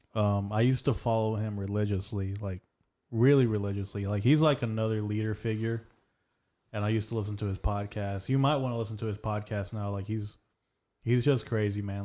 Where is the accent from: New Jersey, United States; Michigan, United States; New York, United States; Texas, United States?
Texas, United States; I was born in Texas.